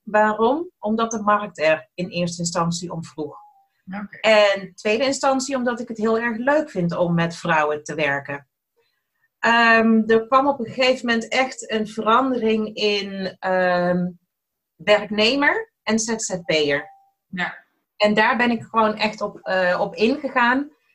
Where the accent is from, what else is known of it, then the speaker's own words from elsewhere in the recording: Eindhoven, North Brabant, Netherlands; accent: soft G; moved away as an adult; now in Almere, Netherlands; Ik ben opgegroeid in Eindhoven, vandaar ook mijn zachte G